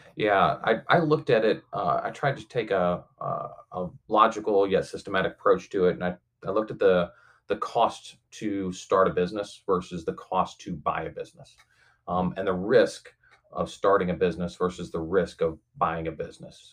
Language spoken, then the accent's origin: English; St. Louis, Missouri, United States; now in Kansas City, United States; I was born and raised predominantly over in St. Louis